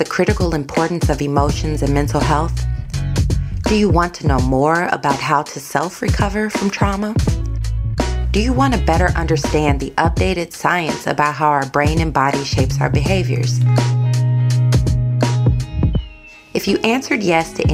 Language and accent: English; St. Louis, Missouri, United States; moved away as an adult; also born or lived in Texas; I am from St. Louis, Missouri